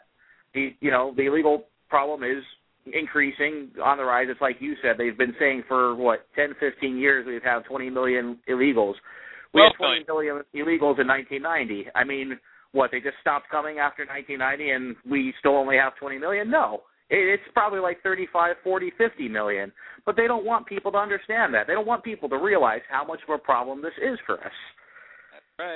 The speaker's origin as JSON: {"language": "English", "country": "United States", "said": "as American"}